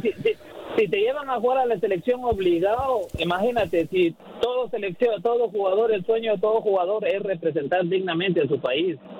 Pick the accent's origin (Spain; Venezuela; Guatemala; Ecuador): Guatemala; yo soy de Guatemala